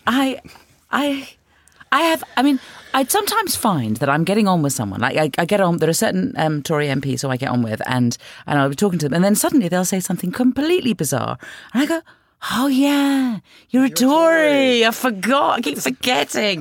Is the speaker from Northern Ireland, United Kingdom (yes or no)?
no; London, United Kingdom; I'm from North London, and yeah, I bought my house 25 years ago